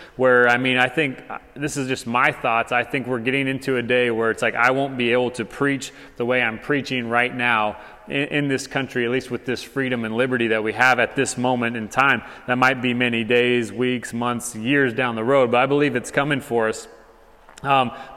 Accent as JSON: {"language": "English", "region": "Arizona", "country": "United States", "moved": "as an adult", "lives_now": "Hutto, Texas, United States", "said": "Arizona, my home state"}